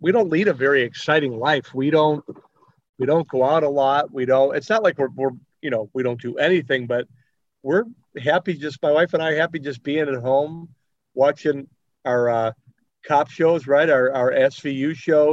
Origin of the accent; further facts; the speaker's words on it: Chicago, Illinois, United States; I grew up in the Belmont Cragen neighborhood, Portage Park, kind of like that whole area.